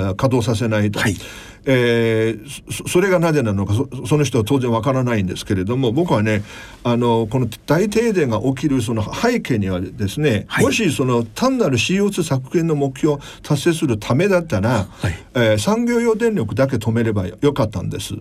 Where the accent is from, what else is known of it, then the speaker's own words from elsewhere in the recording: Nanjing, Jiangsu, China; Japanese is a second language; now in Japan; 江蘇省私南京の出身だから